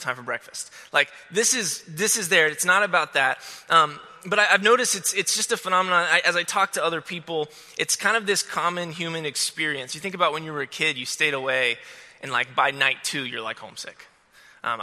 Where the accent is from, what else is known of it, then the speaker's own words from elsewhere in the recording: Florida, United States; I'm from Florida